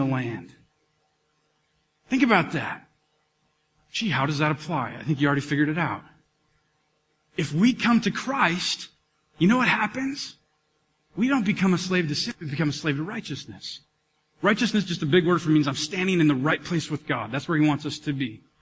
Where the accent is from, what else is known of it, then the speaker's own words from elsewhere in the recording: Minnesota, United States; We're all Minnesotan